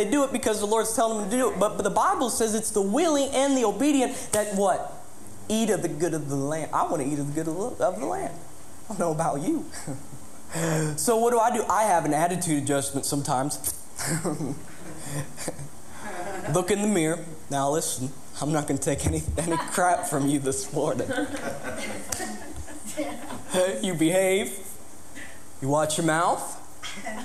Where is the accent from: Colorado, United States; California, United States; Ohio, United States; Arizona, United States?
Ohio, United States; Coshocton County; moved away as an adult; also born or lived in Florida; I grew up here. This is my hometown.